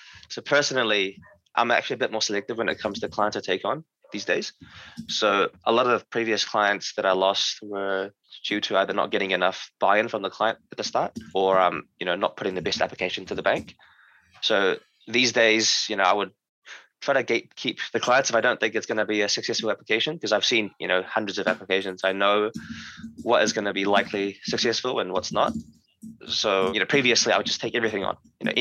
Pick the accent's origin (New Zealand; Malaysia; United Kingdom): New Zealand